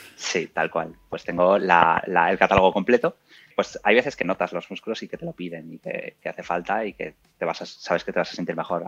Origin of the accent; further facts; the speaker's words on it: Burgos, Castile and León, Spain; now in Madrid, Spain; tengo 34 años, soy de Burgos